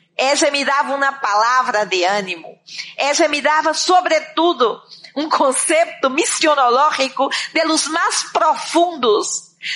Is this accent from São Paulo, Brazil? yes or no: no; Candiba, Bahia, Brazil; moved away as an adult; eu tinha 14 anos quando senti esse chamado de Deus para minha vida, allá em um campo, em uma cidade muito pequena de Brasil, creio, no, agora já la temos no mapa, pero por muito tempo não la teníamos, Candiba